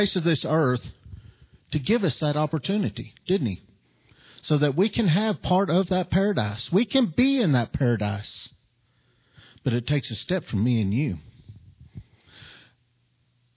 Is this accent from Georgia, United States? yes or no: no; New Mexico, United States; from New Mexico